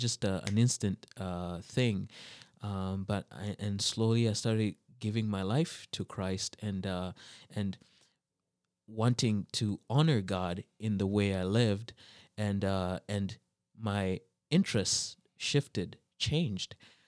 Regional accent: Saint John, New Brunswick, Canada; also born or lived in -; But I grew up mostly in the East Coast, New Brunswick, and New Brunswick. It's a very it's a bilingual province, and so first we were in St. John, New Brunswick.

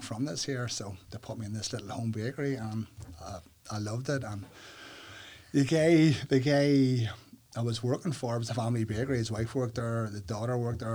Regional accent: Northern Ireland, United Kingdom; Growing up in Northern Ireland, especially here in Uri

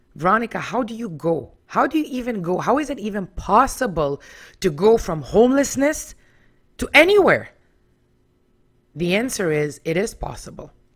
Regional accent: Israel; now in Toronto, Canada; I was born in Israel back in nineteen seventy-eight

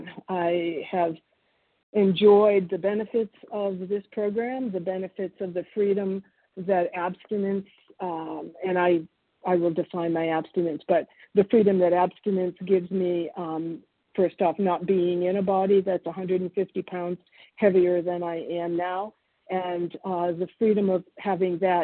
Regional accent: Boston, Massachusetts, United States; born or raised there; English is a second language; also born or lived in Argentina / New Jersey

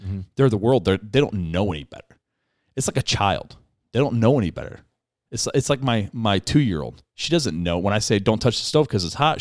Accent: United States; I'm an American

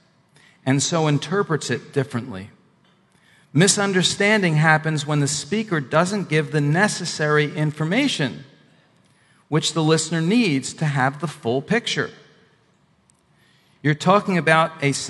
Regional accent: Northeast, United States; moved away; also born or lived in the South; I'm originally from the Northeast

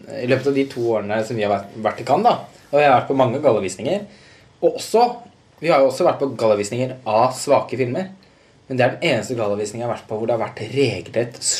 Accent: Halden, Østfold, Norway; moved away; Jeg er jo fra Halden, så jeg er jo der i, i ny og ne

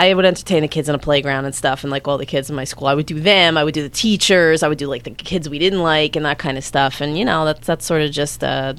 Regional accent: Bloomfield, New Jersey, United States; moved away as an adult; also born or lived in Montclair / New York; now in Los Angeles, United States; Born and raised in Bloomfield. I lived in Montclair for a little while, and then I lived in New York for about a year and a half.

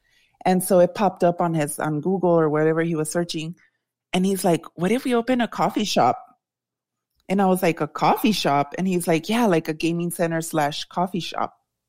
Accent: El Paso, Texas, United States; born or raised there

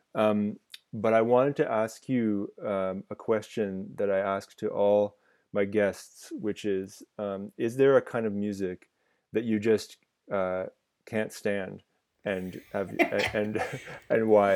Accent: Ottawa, Ontario, Canada; growing up in Ottawa in the nineties

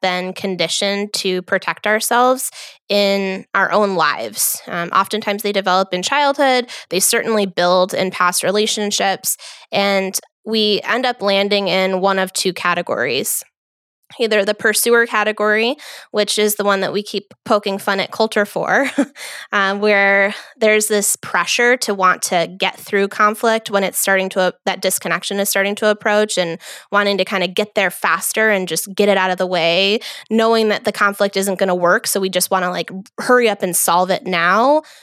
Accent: New York, United States; I am from New York

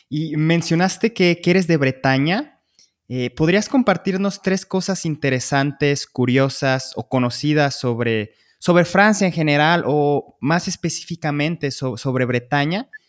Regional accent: Guadalajara, Jalisco, Mexico; de Guadalajara, México

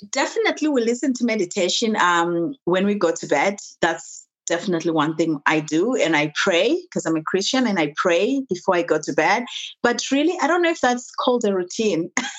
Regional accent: Zimbabwe; The Zimbabwe, we're a British colony. So everything was kind of styled under the British system. So I went to school like everybody else.

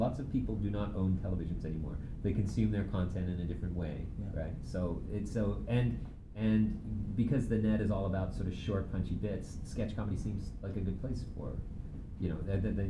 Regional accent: Canada; also born or lived in England; I was born in England, but I was raised in Canada. I consider myself more Canadian than British.

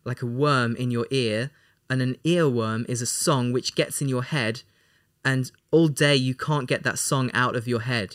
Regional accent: England, United Kingdom; We're both from England

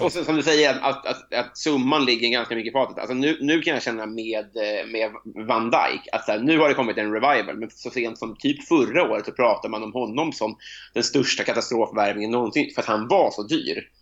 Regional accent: Sweden; som svensk

